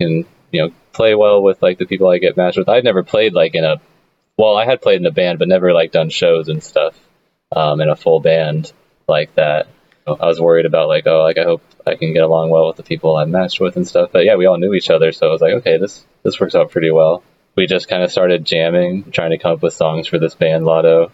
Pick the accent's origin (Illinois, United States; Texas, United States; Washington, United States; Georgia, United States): Illinois, United States; Danville; I'm from Danville, Illinois, which is, like, kind of a smaller town